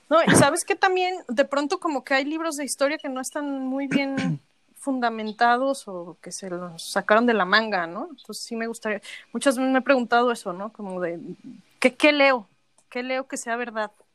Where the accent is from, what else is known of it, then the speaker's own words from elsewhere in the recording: Mexico; a los mexicanos no nos encanta México